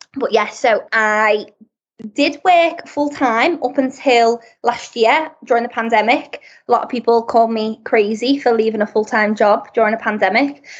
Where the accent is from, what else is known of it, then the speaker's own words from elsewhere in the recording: Liverpool, North West England, United Kingdom; moved away as an adult; also born or lived in Birmingham; I'm originally from Liverpool, so more up north.